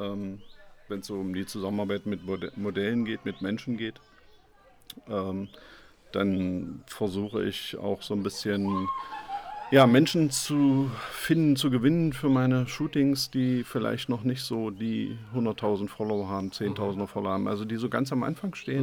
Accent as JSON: {"language": "German", "town": "Magdeburg", "region": "Saxony-Anhalt", "country": "Germany", "tie": "born or raised there", "said": "ich bin Magdeburger"}